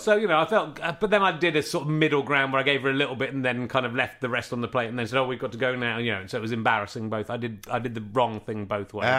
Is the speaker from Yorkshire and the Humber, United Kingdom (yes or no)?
yes; Yorkshire and the Humber, United Kingdom; moved away; I'm, I'm from Yorkshire originally